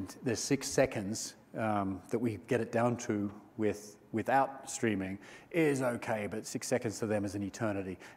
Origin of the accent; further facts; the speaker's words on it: Australia; I'm Australian